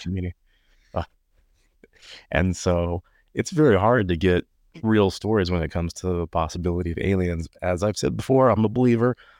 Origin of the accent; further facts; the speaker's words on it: Texas, United States; I would say U S